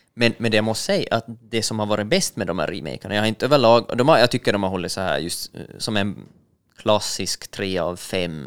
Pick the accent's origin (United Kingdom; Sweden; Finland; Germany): Finland; vi finländare är ju eller jag som finländare